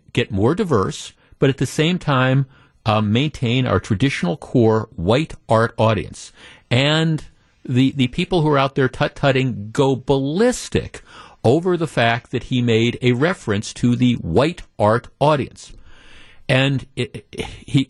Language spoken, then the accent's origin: English; Wisconsin, United States; we're from Wisconsin